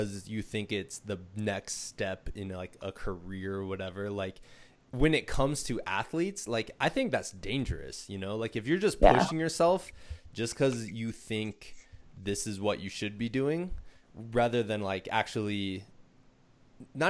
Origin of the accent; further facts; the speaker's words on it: Iowa, United States; moved away; I'm from Iowa